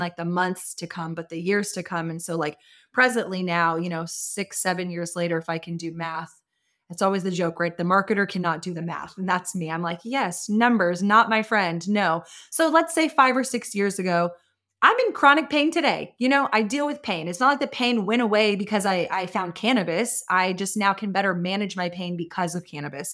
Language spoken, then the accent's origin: English; Austin, Texas, United States; I was born and raised in Austin as well